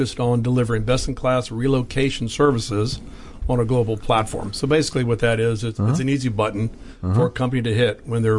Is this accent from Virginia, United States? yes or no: yes; Falls Church, Virginia, United States; From Falls Church, Virginia, so yeah. born and raised locally.